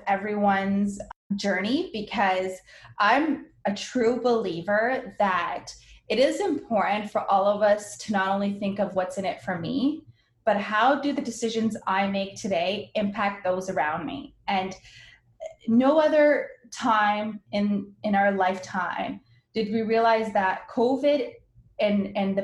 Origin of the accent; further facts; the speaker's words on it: Windsor, Ontario, Canada; also born or lived in Lebanon; my family immigrated to Canada when I was one, I was born in Lebanon. We grew up poor